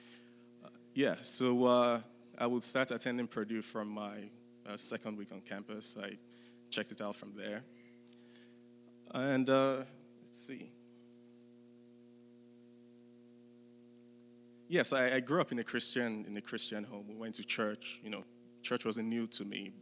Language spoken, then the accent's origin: English; Nigeria; moved away as an adult; now in West Lafayette, United States; I was born in Nigeria. I grew up in Nigeria for the first 18 years